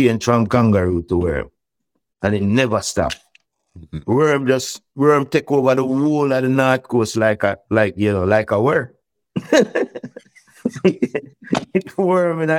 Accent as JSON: {"language": "English", "country": "Jamaica", "said": "we are from Jamaica, we are Rastamans"}